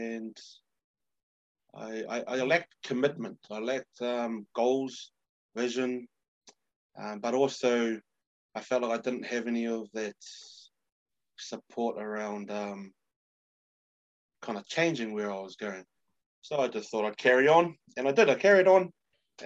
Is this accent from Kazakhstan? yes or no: no; New Zealand; as a New Zealander, but also a Samoan